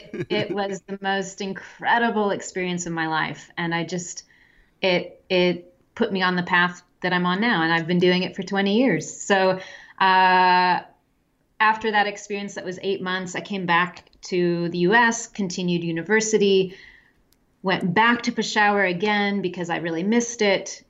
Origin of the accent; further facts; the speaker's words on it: a Midwestern town, United States; moved away as an adult; also born or lived in France / Pakistan / Germany / Czech Republic; I'm from the United States. I live, or I'm from a Midwestern town, and we had a very small but growing international population when I was young in where I lived